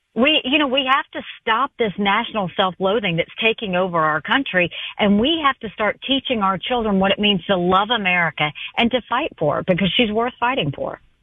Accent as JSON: {"language": "English", "region": "South Carolina", "country": "United States", "tie": "born or raised there", "said": "I grew up in a rural town in South Carolina, population 2,500, two stoplights"}